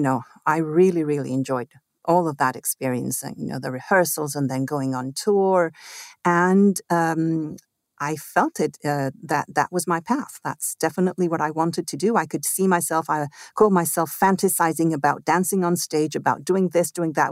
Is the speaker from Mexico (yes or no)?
yes; Mexico City, Mexico; also born or lived in Italy; I grew up in Mexico City, actually. I was born in Italy